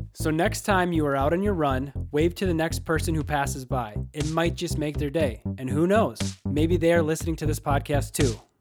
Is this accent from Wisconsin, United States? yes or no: yes; Wisconsin, United States; now in Milwaukee, United States; I grew up in Wisconsin playing all your typical high school sports